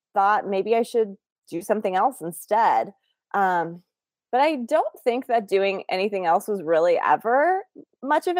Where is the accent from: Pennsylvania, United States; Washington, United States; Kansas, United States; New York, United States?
Washington, United States; Bremerton; now in Seattle, United States; I was born in Bremerton, Washington, which is also where I grew up